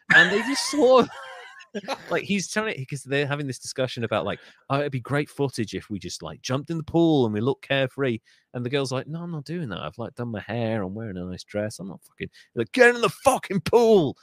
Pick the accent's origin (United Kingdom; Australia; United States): United Kingdom; I love being British